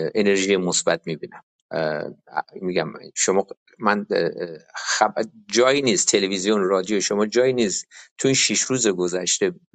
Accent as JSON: {"language": "Persian", "country": "Iran", "moved": "yes", "lives_now": "United States", "said": "من تو دفترم من تنها ایرانی هستم"}